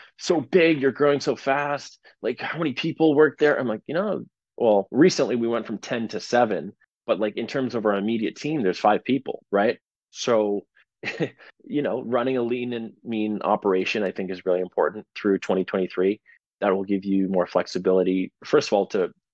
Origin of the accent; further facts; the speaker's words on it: Canada; being a Canadian